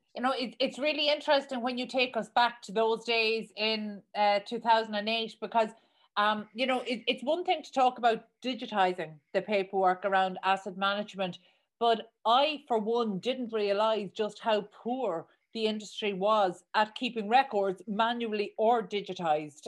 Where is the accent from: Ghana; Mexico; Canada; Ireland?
Ireland; accent: Irish; my Irish accent